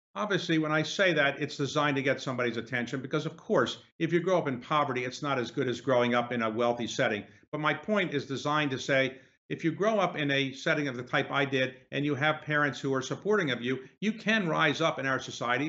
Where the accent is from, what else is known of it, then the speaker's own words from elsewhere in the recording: Baltimore, Maryland, United States; where I grew up in Baltimore